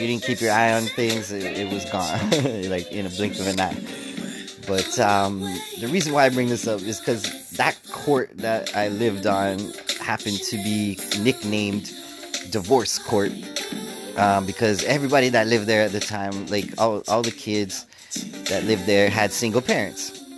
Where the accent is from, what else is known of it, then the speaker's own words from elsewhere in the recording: Canada; I'm Canadian, y'all, so I say Z.